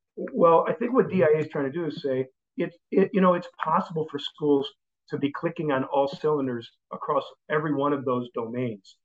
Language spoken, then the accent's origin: English; Chicago, Illinois, United States; moved away as an adult; also born or lived in Indianapolis / St. Paul, Minnesota / Green Bay, Wisconsin / Dallas, Texas; now in Orange County, California, United States; I grew up in the Chicago area